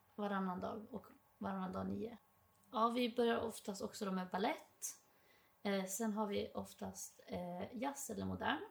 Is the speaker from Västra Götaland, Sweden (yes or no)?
no; Dalarna County, Sweden; accent: dalmål; moved away as an adult; now in Stockholm, Sweden; jag har så mycket dalmål